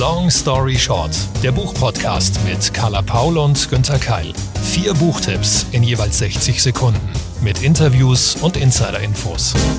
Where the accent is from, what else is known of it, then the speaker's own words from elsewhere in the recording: Munich, Bavaria, Germany; Wir sind beide aus München